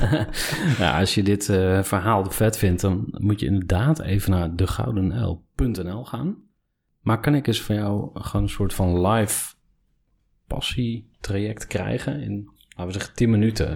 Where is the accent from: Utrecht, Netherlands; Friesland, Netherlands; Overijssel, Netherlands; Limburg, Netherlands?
Overijssel, Netherlands; Kampen; also born or lived in Enschede; toen ik vier was, eh, zijn we verhuisd naar Kampen